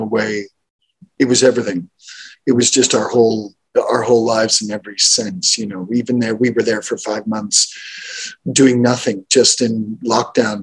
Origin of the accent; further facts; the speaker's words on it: Montreal, Quebec, Canada; I grew up in Montreal